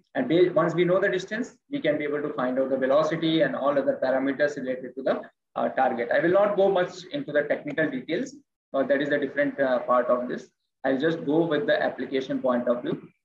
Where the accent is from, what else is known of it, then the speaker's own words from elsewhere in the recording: India; I'm speaking from India